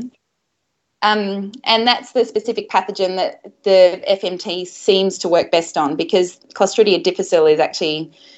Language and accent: English; Australia; I was brought up in Australia